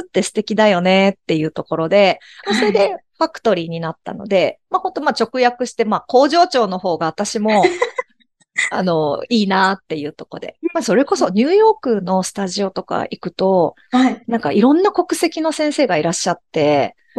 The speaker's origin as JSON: {"language": "Japanese", "town": "Shimada", "region": "Shizuoka", "country": "Japan", "tie": "born or raised there", "said": "この地元の静岡島田"}